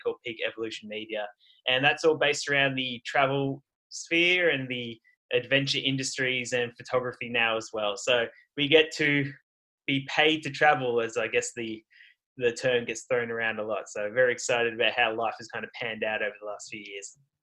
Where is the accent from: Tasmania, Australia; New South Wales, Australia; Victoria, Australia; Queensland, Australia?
New South Wales, Australia; Sydney; moved away as an adult; also born or lived in Canada; I'm from Sydney in Australia.